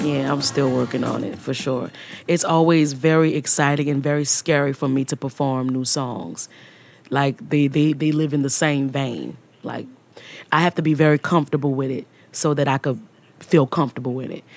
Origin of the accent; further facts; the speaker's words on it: New Orleans, Louisiana, United States; I'm from New Orleans